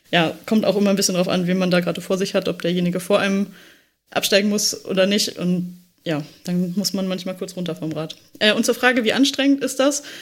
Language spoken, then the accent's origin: German; Düsseldorf, North Rhine-Westphalia, Germany; da es halt in Düsseldorf war, was ja meine alte Heimat ist